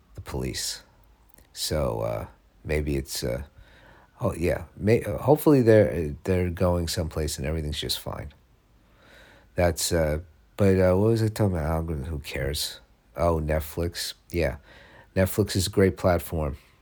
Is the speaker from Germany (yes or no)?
no; United States; also born or lived in Los Angeles, California; I'm American